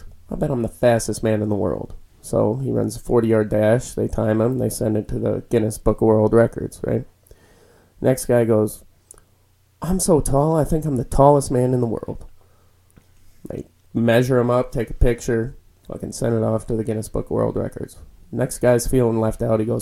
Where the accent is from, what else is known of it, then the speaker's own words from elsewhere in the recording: Edgerton, Wisconsin, United States; I grew up in Edgerton